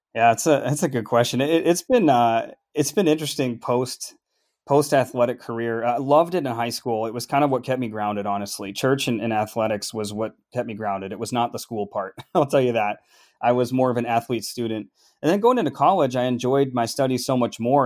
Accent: Minneapolis, Minnesota, United States; moved away as an adult; also born or lived in California / Duluth; now in Nashville, United States; growing up in Minneapolis and melting pot and the Northerners all around

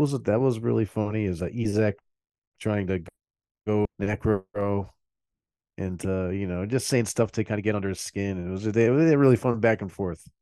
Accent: Milford, United States; where the record store is, is right down the street from where I grew up

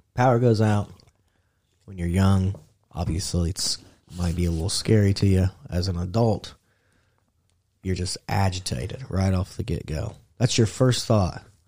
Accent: Indiana, United States; we're from Indiana.

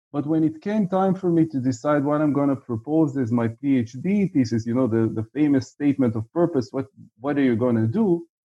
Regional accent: Israel; I'm from Israel, uh, as you can figure out by the fact that I'm uh, in Tel Aviv right now, uh, and was for the most of my life.

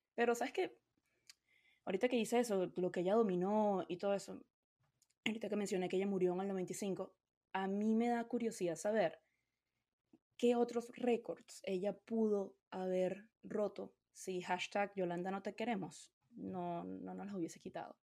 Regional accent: Venezuela; yo de Venezuela, a mí en mi casa a mí nunca me hablaron de invertir.

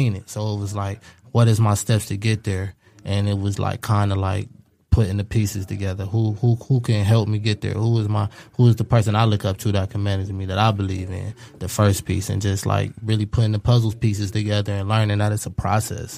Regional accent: Cleveland, Ohio, United States; I'm from Cleveland

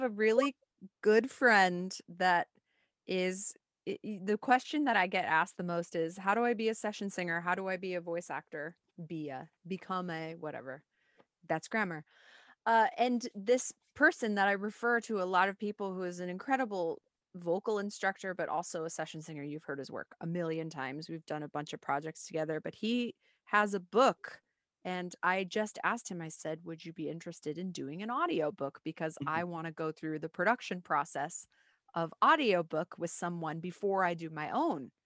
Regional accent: Puente Hills area, California, United States; the Twin Pines Mall is in my hometown.

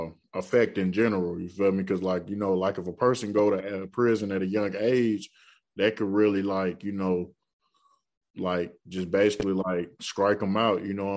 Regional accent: Birmingham, Alabama, United States; my mom doing it by herself, you know, coming up in a rough poverty area. You know, I'm from Birmingham, Alabama

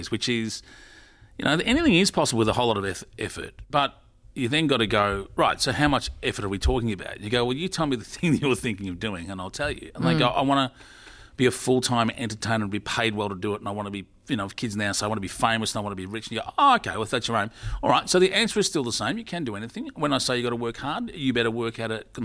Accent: Australia; also born or lived in Sweden; I came back from living overseas, I don't know, 27 years ago. I was in Sweden for a year and came back because I couldn't get acting work over there because, you know, Swedish wasn't my first language. So I had a girlfriend and over there, but I went, I have to go back to Australia

